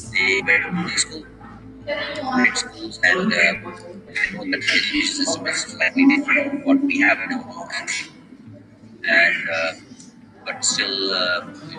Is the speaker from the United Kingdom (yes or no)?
no; India; moved away as an adult; now in New Jersey, United States; I'm basically from India